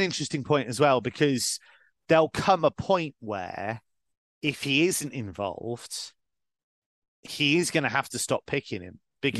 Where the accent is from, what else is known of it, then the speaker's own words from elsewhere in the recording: Liverpool, North West England, United Kingdom; born there; So people won't get it from the accent, but I was born in Liverpool and my whole family's from Liverpool.